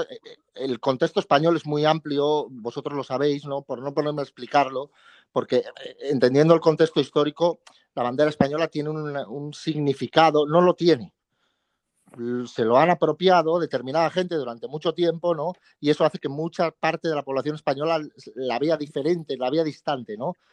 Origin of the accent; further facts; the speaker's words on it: Chiapas, Mexico; moved away; Yo de Chiapas. De Chiapas. ¿Eres chiapaneco y mexicano o mexicano y chiapaneco? Yo soy mexicano y chiapaneco